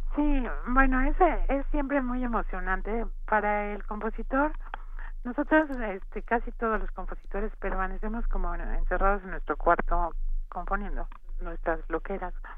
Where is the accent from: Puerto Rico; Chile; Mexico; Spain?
Mexico; somos tres compositores vivos, mexicanos